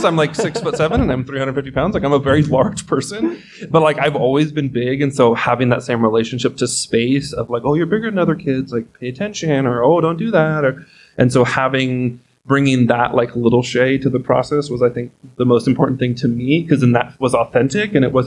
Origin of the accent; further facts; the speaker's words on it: Los Banos, California, United States; now in Reno, United States; my hometown of Los Banos, California has a community theater